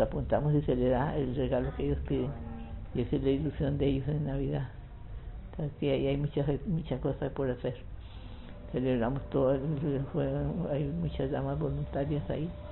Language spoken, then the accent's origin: Spanish; Palmares, Alajuela, Costa Rica; also born or lived in San Ramón, Costa Rica; now in Alajuela, Costa Rica; yo soy de Palmares, nací en Palmares, pero fui a vivir a San Ramón.